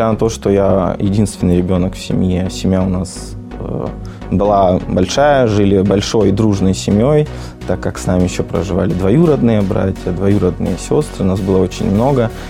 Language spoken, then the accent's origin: Russian; Vladikavkaz, North Ossetia–Alania, Russia; born there; now in Mirny, Russia; Я родился в Республике Северная Осетия Алания, э, в городе Орджоникидзе на тот момент. Сейчас это город Владикавказ.